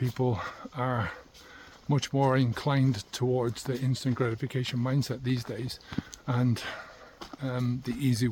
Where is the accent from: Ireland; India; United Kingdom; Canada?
Ireland; moved away; my home country in Ireland